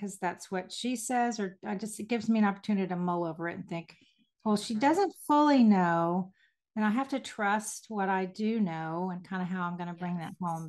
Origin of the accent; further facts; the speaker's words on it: Houston, Texas, United States; moved away as an adult; also born or lived in Hickory, North Carolina; I was raised in Houston, Texas, and I will always be a Texas girl